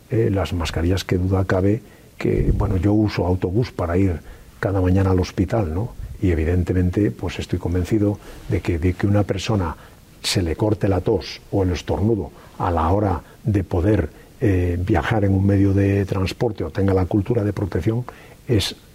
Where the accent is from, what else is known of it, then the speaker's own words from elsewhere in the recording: Galicia, Spain; como soy gallego, diría, tal vez, no lo sé.